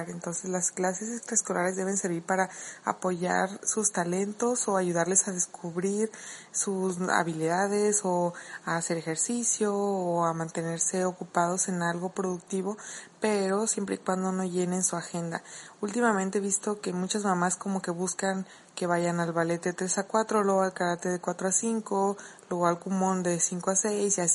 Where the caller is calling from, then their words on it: Mexico; de Mamá y Maestra Podcast desde México